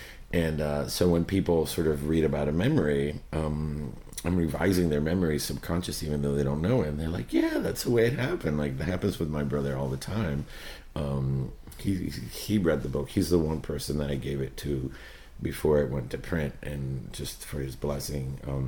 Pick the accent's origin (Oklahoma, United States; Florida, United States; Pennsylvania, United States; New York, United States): Florida, United States; Miami; Because, you know, this book is so much about growing up in Miami, and so the city itself is a character.